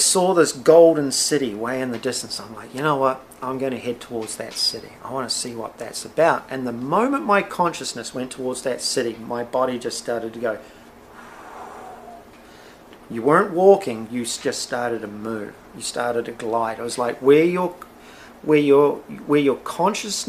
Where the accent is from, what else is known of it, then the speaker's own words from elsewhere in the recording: Blenheim, Marlborough, New Zealand; I grew up in the Wairau Valley of Blenheim, New Zealand